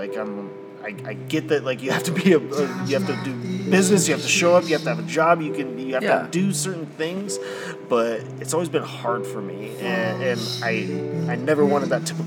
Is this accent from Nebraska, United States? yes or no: yes; Ansley, Nebraska, United States; now in Kearney, United States; I grew up in Ansley